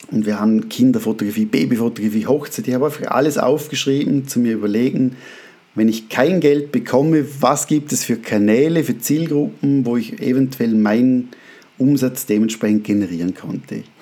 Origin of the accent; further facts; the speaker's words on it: Austria; accent: Austrian-Swiss dialect; moved away as an adult; now in Switzerland; Also ich bin Österreicher, bin aber mit, bin in der Schweiz geboren, kam mit zwei Jahren nach Österreich zu meinen Großeltern, weil sich die Eltern scheiden ließen mit zwei und äh, bin dann mit 18 zurück in die Schweiz gezogen und darum habe ich so Österreich-Schweizen Dialekt